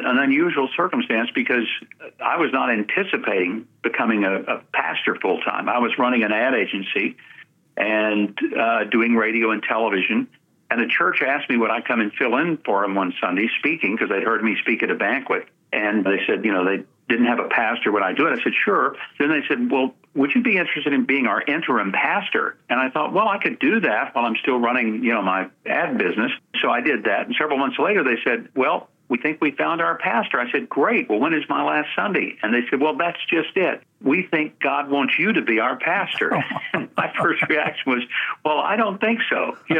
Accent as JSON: {"language": "English", "region": "the South", "country": "United States", "tie": "born or raised there", "said": "we grew up poor. I think a lot of people don't understand that that was pretty typical for a lot of us growing up in the South during that post-World War II era."}